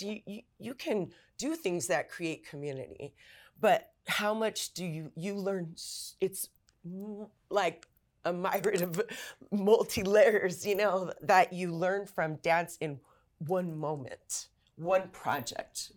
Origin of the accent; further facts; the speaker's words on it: Los Angeles, California, United States; also born or lived in La Puente, California; I grew up in East Los and my parents were also from here